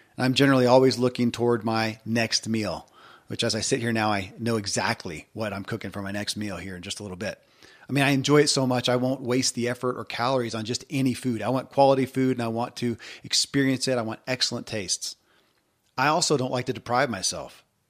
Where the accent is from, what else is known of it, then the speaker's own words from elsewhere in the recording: Kentucky, United States; I grew up in Kentucky